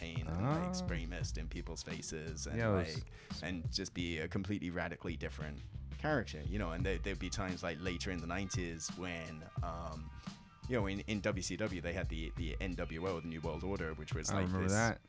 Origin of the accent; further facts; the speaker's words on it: England, United Kingdom; moved away as an adult; now in Yokohama, Japan; I grew up in England